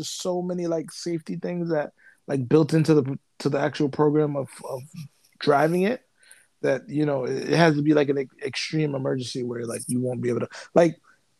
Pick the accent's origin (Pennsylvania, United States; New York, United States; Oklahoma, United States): New York, United States; I'm from New York